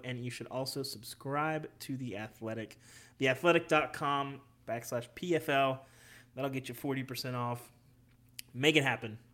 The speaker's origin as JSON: {"language": "English", "region": "Arkansas", "country": "United States", "tie": "born or raised there", "moved": "yes", "said": "when I was a kid, you know, growing up in Arkansas"}